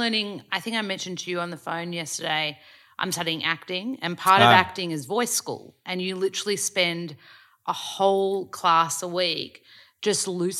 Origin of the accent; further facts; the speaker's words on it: Australia; accent: Australian; I was like, oh, I love my Australian accent, I don't want to lose it.